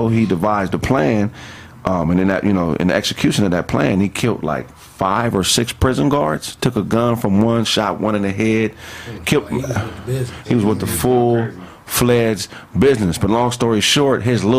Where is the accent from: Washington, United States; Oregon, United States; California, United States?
California, United States; Pasadena; I'm from Pasadena all day